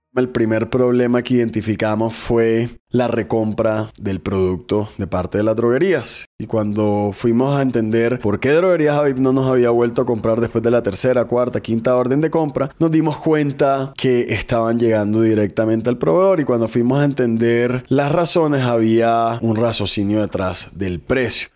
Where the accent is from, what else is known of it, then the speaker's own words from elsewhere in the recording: Barranquilla, Atlántico, Colombia; also born or lived in New York; Soy barranquillero, tengo 32 años